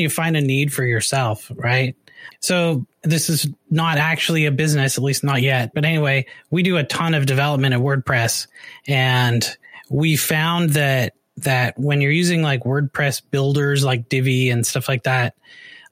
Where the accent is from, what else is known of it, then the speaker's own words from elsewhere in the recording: Canada; moved away as an adult; now in United States; we had American TV in Canada